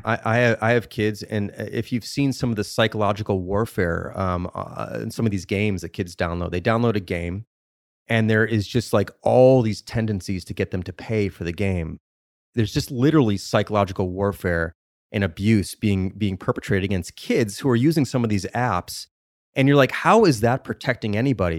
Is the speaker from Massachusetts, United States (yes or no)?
no; Chicago, Illinois, United States; I'm from Chicago when I was much younger